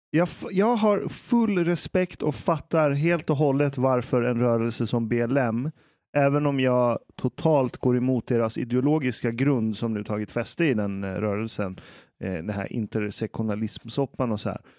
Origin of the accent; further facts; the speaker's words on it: Iran; now in Sweden; Jag menar, jag som är, jag är fortfarande vit men jag är iranier.